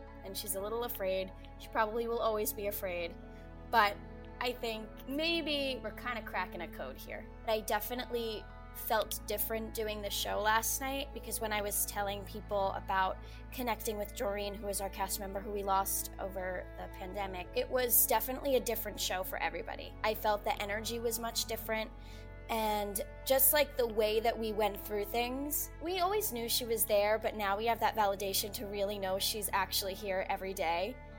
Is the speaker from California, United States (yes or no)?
no; Staten Island, New York, United States; I'm from Staten Island, New York.